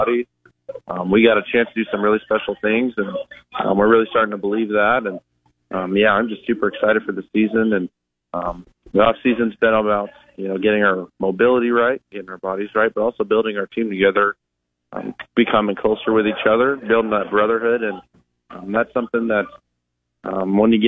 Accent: Montana, United States; moved away as an adult; now in Nebraska, United States; growing up in Montana

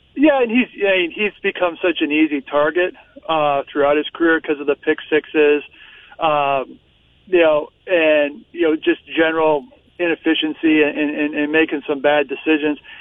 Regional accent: North Dakota, United States; moved away; I grew up in North Dakota

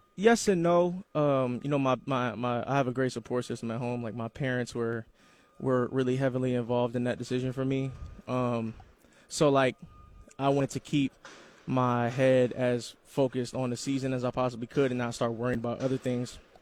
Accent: Columbus, Ohio, United States; moved away; I'm from Columbus, Ohio

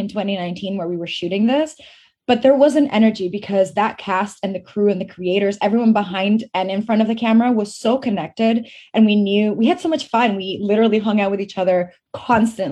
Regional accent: Venezuela; moved away; also born or lived in Fort McMurray, Alberta, Canada; I grew up in Venezuela

